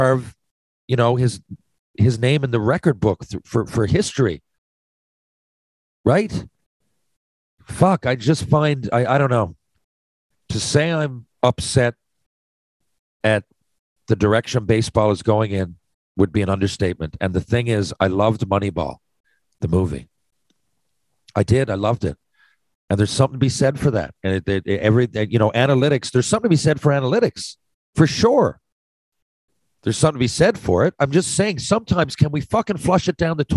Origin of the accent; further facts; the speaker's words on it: Canada; as a Canadian